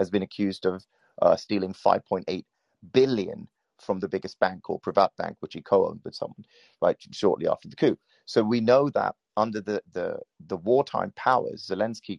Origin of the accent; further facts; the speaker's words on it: Sri Lanka; I'm from Sri Lanka. I'm a Buddhist, actually